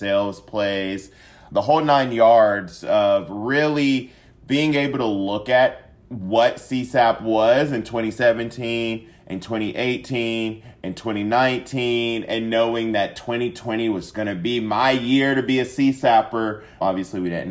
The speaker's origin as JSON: {"language": "English", "town": "Siler City", "region": "North Carolina", "country": "United States", "also_born_or_lived": "Atlanta, Georgia", "moved": "as an adult", "lives_now": "Dallas, United States", "said": "I am from Siler City, North Carolina. Love my home state of North Carolina"}